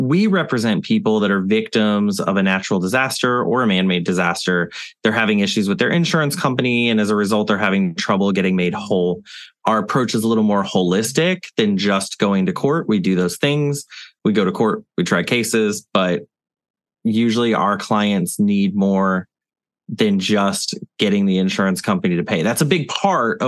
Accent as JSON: {"language": "English", "region": "the South", "country": "United States", "lives_now": "New Orleans, United States", "said": "I'm a Southerner"}